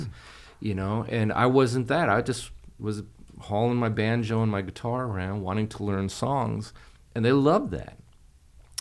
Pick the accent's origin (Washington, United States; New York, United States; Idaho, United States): New York, United States; Hudson Valley; moved away as an adult; also born or lived in Laredo, Texas; I grew up in New York. Please don't hold that against me. I was living along the Hudson Valley in New York